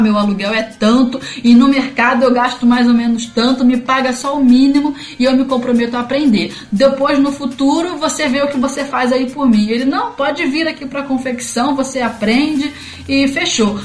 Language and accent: Portuguese; Rio de Janeiro, Brazil; moved away as an adult; now in Santiago, Brazil; Eu sou carioca do Rio de Janeiro e moradora de Realengo